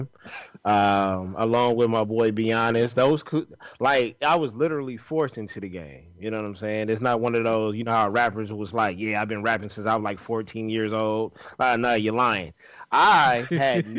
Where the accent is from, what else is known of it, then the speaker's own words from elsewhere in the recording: Los Angeles, California, United States; moved away as an adult; also born or lived in Inglewood, California; I was born in Inglewood, raised on the east side of L.A.